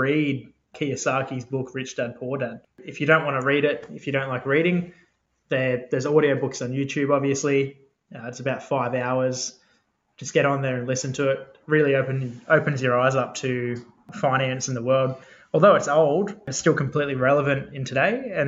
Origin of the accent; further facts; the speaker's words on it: Newcastle, New South Wales, Australia; moved away as an adult; now in Sydney, Australia; So I grew up actually in Newcastle, moved around a bit before then, settled down there with my family. We lived there for probably 12 years